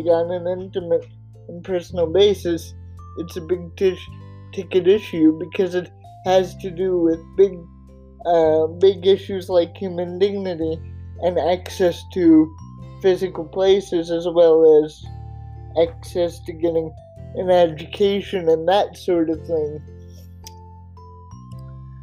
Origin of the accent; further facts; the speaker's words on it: Oregon, United States; my home state of Oregon